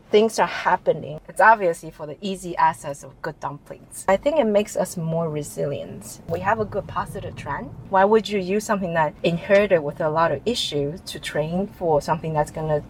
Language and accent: English; Taiwan; also born or lived in United States; now in Hong Kong; I'm Asian. I was born in the States, but I'm Taiwanese. I grew up in Taiwan. So I always had that cultural in me, like the Chinese Asian culture in me. After spending probably 15 years in US